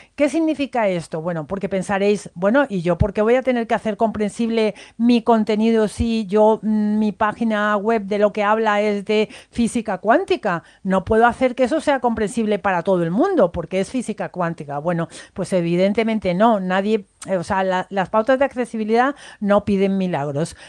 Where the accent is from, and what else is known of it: Spain